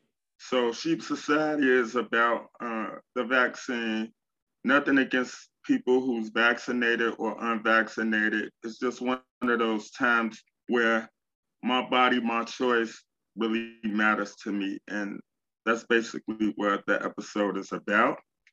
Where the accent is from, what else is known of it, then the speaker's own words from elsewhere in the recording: Chicago, Illinois, United States; Well, I'm from Chicago. All of the stories that you hear about Chicago, like the negativity, it's negative stuff everywhere, but it's not bad as people make it out.